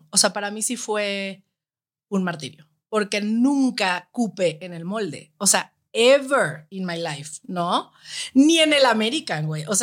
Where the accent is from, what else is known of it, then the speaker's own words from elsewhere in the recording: Guadalajara, Jalisco, Mexico; O sea, crecer en Guadalajara es. Es que es